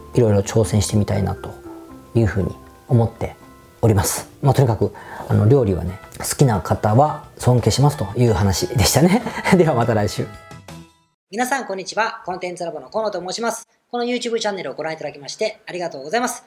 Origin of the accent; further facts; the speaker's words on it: Osaka, Japan; 大阪出身なんで